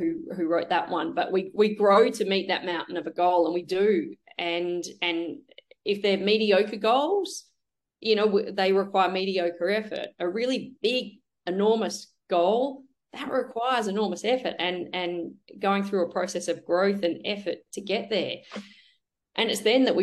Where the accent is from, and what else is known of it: Melbourne, Victoria, Australia; born or raised there